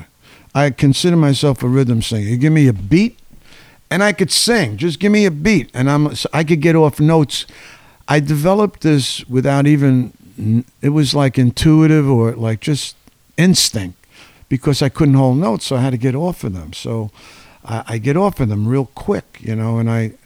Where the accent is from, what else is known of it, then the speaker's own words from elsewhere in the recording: New York City, New York, United States; I came from the Bronx.